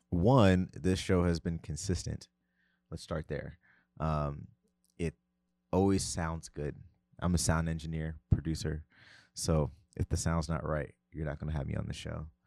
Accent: United States; moved away as an adult; also born or lived in Tennessee; I am from New Jersey slash New York.

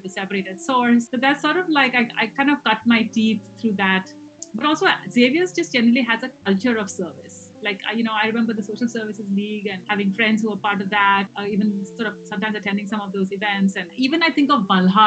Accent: India; moved away; also born or lived in Hawaii / United Kingdom; I'm originally from India

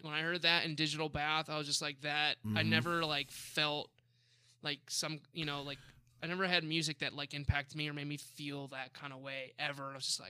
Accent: Buffalo, New York, Arizona, United States; moved away; I'm from Buffalo, New York, but I live majority of my life in Arizona

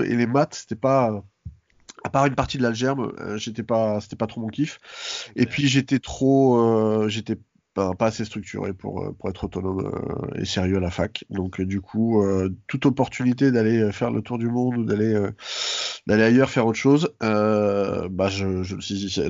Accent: Paris, Île-de-France, France; also born or lived in Seine-Saint-Denis; j'ai grandi, euh, à Paris, dans le centre de Paris

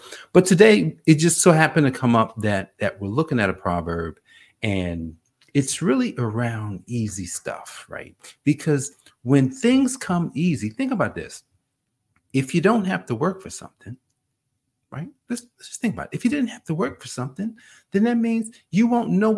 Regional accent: Newark, New Jersey, United States; growing up in Newark, New Jersey

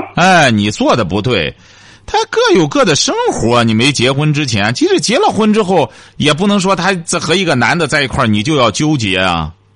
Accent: Jinan, Shandong, China; 这是我们济南人应该感觉到非常自豪的

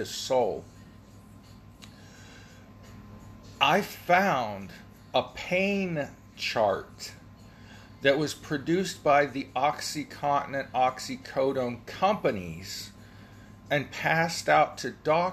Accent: Ohio, United States; I'm from Ohio

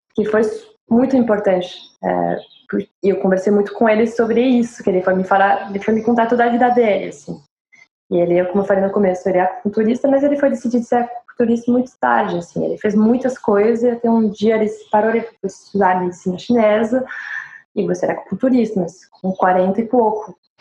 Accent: France; accent: French; Com meu sotaque francês e inglês terrível.

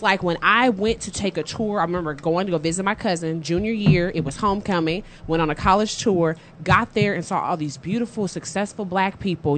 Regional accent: Dallas, Texas, United States; from Dallas, born and raised. I actually grew up in Oak Cliff.

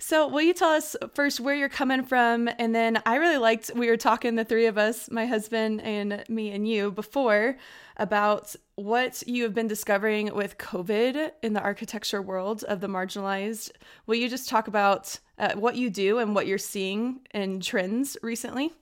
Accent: Austin, Texas, United States; and I grew up in Austin

